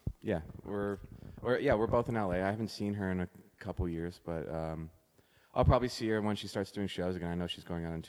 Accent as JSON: {"language": "English", "town": "Toronto", "region": "Ontario", "country": "Canada", "tie": "born or raised there", "said": "not a lot of people I knew growing up in Toronto were involved in electronic music"}